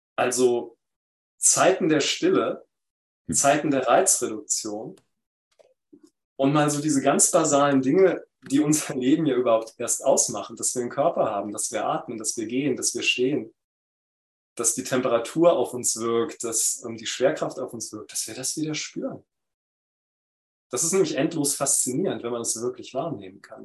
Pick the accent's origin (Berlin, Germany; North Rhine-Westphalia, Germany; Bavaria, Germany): Berlin, Germany; in Berlin, wo ich aufgewachsen bin